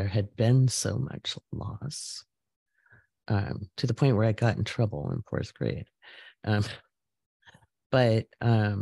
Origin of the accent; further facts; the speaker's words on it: Oregon, United States; moved away; also born or lived in Washington State; when I lived in Washington State, I grew up in Oregon.